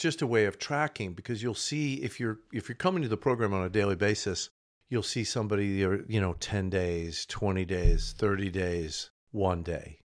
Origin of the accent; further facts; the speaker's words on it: Tulsa, Oklahoma, United States; I'm originally from Oklahoma, Tulsa.